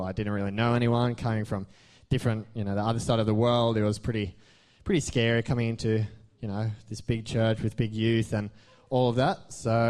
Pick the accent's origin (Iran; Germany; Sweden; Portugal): Sweden; moved away; The name came from, basically, I come from Sweden, so it's not very... That's it. So, basically, I always went to church with my mum in Sweden then, and we moved over here, me and mum moved over here late 2011, so that's 5-ish years ago.